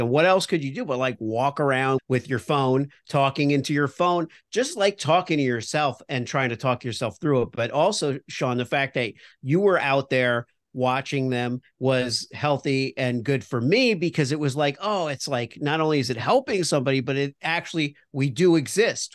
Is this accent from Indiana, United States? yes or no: no; Miami, Florida, United States; I grew up in Miami, so I was a Dolphins fan